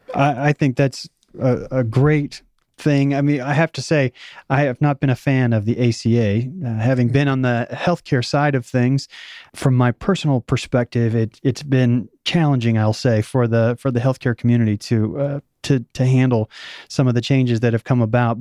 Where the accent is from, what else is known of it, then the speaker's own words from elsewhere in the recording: Missouri, United States; also born or lived in Oklahoma; I was born in Oklahoma, and I grew up, uh, my high school years in Missouri, so it's the show me state